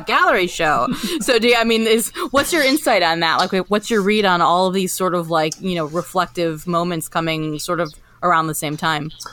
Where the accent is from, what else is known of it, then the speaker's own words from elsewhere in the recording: Indiana, United States; both being from mid, mid, mid, Midwest and growing up in Indiana